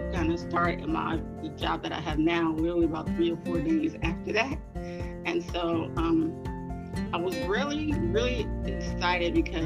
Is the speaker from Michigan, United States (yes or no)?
no; Inglewood, California, United States; I'm born and raised in Inglewood, California